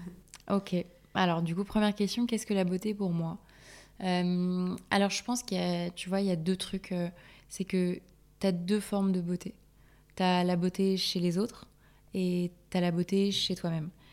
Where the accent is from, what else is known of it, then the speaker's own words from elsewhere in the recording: Corsica, France; je suis corse aussi.